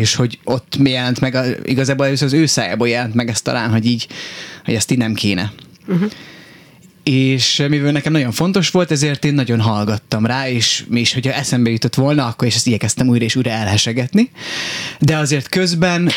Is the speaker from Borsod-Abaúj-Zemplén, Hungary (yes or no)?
yes; Miskolc, Borsod-Abaúj-Zemplén, Hungary; moved away as an adult; also born or lived in Budapest; én Miskolcon nőttem fel